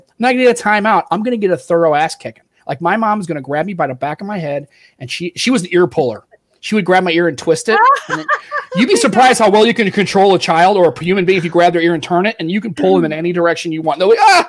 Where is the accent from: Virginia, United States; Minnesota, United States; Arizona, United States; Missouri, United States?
Missouri, United States; St. Louis; I grew up in St. Louis.